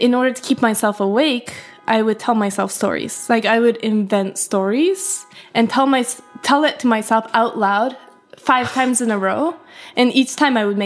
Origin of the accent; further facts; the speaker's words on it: Hokkaido, Japan; now in New York City, United States; I was born and raised in Hokkaido, which is like the northern part of Japan.